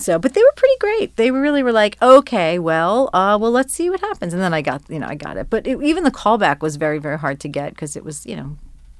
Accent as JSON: {"language": "English", "region": "New Jersey", "country": "United States", "tie": "born or raised there", "said": "Yeah. I grew up in New Jersey."}